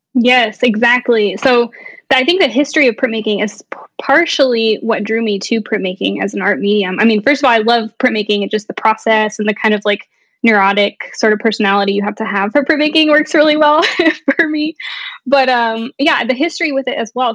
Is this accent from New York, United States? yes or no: no; Dallas, Texas, United States; moved away as an adult; now in Kent, Ohio, United States; I'm from Dallas, Texas, and where I'm from has a lot to do with sort of my personality